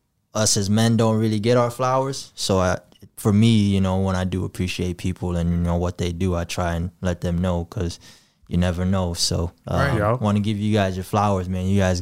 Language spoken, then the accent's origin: English; Gambia; born there; But I was born in the Gambia in August of 95.